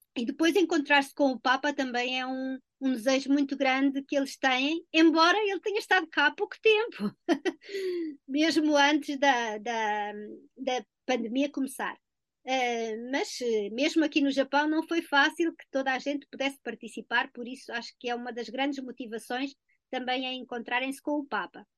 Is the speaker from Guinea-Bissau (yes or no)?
no; Portugal; moved away; já há muito tempo que eu saí de Portugal